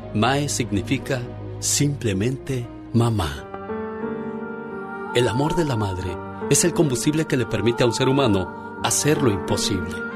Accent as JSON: {"language": "Spanish", "region": "Michoacán", "country": "Mexico", "moved": "yes"}